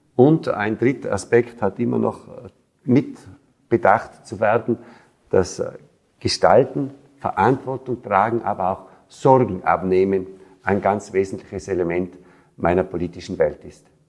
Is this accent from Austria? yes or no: yes; Tyrol, Austria; 22-jährig habe ich natürlich auch die Stimmung in meiner Heimatgemeinde mitbekommen